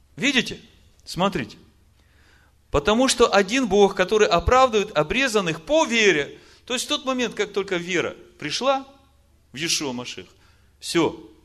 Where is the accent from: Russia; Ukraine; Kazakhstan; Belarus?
Ukraine; Я украинец